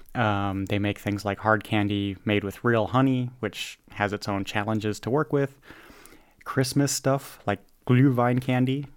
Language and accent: English; United States; I'm an American